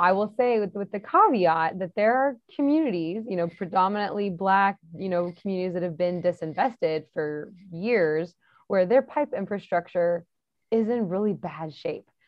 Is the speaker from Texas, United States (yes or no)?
yes; Texas, United States; I'm from Texas